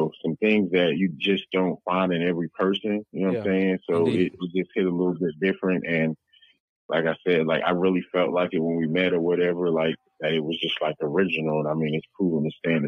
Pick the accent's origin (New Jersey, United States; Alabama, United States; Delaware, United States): Delaware, United States; moved away as an adult; now in Texas, United States; I'm from Delaware, so it's a little bit slower pace